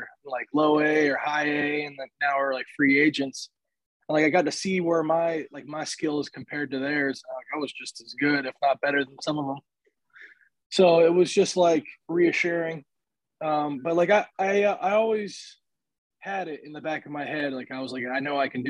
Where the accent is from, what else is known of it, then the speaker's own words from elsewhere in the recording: State College, Pennsylvania, United States; also born or lived in Virginia Beach, Virginia; I was born in Virginia Beach. Like, my dad's family lives there. I lived there for like 8 years, and I moved to State College